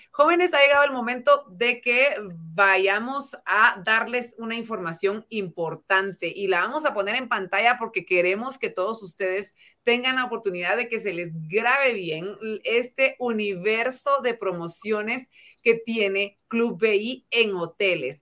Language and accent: Spanish; Guatemala; a todos los guatemaltecos que estamos detrás